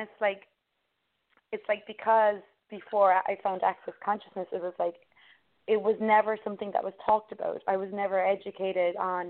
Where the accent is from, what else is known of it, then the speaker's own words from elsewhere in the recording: Ireland; where I grew up in Ireland